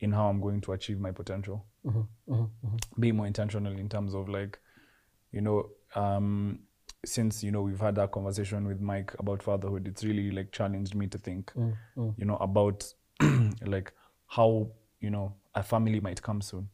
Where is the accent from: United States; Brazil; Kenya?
Kenya; I'm a Kenyan